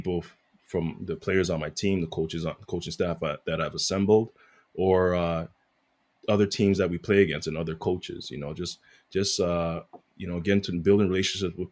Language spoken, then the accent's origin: English; Toronto, Ontario, Canada; I'm a kid from Rexdale